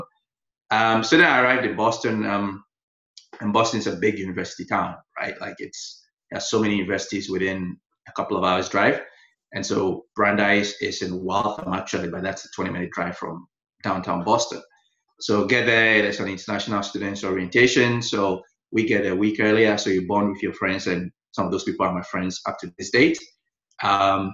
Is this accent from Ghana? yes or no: yes; Accra, Greater Accra, Ghana; also born or lived in United States / Toronto; now in Bruce County, Canada; I grew up in Accra, the capital